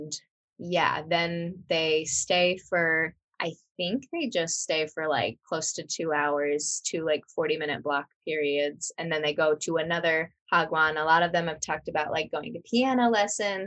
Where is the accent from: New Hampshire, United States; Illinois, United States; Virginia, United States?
Illinois, United States; Mackinaw; accent: twangy; moved away as an adult; also born or lived in Bloomington, Illinois / Charleston, Illinois; now in South Korea; I grew up in Mackinac, Illinois